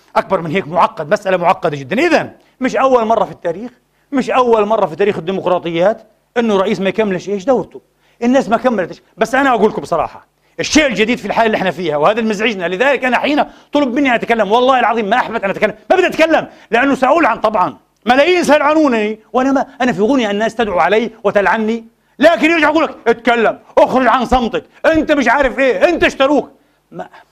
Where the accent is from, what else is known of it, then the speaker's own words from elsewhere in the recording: Palestine; now in Vienna, Austria; وأنا فلسطيني أنا شامي